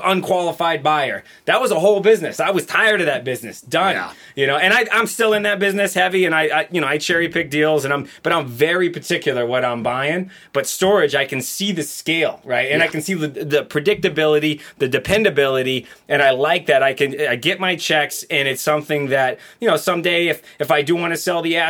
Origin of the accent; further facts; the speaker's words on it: Las Vegas, Nevada, United States; I grew up in Vegas as a teenager.